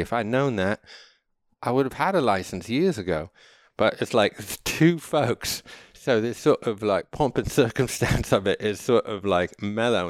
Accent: United States; also born or lived in Connecticut / New York; now in California, United States; I'm American

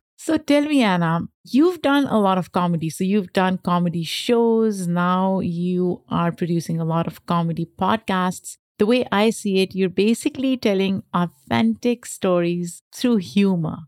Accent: Lahore, Punjab, Pakistan; now in New York, United States; I grew up in Pakistan

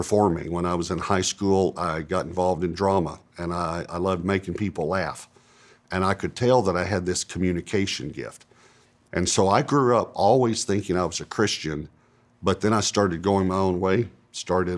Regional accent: East Texas, United States; also born or lived in Dallas-Fort Worth; I grew up in East Texas, and it was probably a medium-sized town

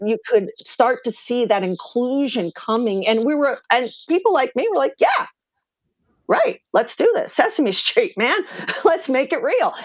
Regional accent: eastern Pennsylvania, United States; born or raised there

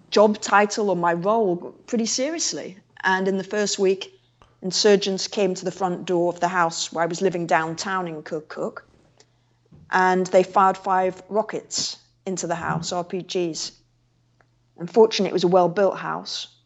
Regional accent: England, United Kingdom; now in Iraq; I was like … from England, come to volunteer.

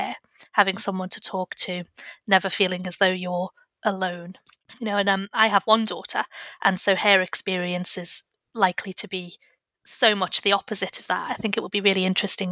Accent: Liverpool, North West England, United Kingdom; I grew up in Liverpool

